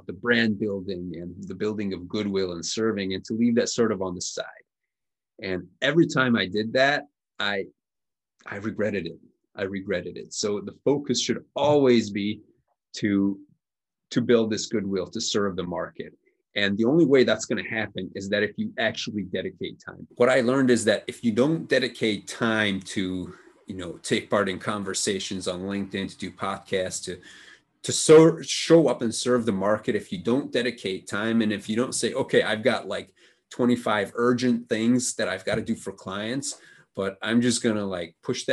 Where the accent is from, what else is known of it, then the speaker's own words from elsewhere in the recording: Budapest, Hungary; my hometown of Budapest